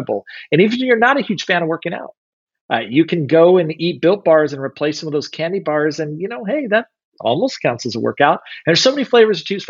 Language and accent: English; Kansas City, United States; I'm from Kansas City